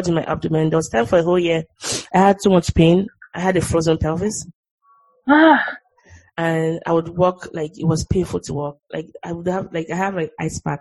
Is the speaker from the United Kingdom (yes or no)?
no; Nigeria; moved away; growing up in Nigeria and there's like on those corrugated roofs and the rain is like pelting really hard